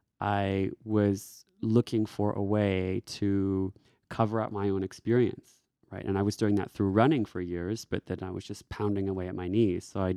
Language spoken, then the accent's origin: English; Texas, United States; moved away as an adult; also born or lived in Washington, D.C.; now in Australia; I am from Texas, and I was living in DC at the time.